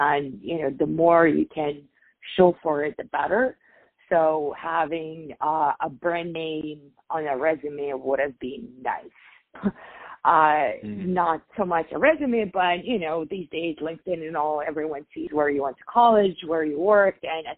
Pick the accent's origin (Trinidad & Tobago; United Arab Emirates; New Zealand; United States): United Arab Emirates; Dubai; I grew up in Dubai. My father was a diplomat there, and because of that, I was predisposed to a lot of, you know, very prominent families in our region